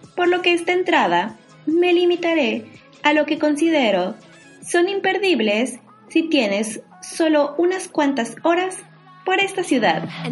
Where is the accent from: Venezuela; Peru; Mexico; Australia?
Mexico; now in Germany; una mexicana viviendo en Alemania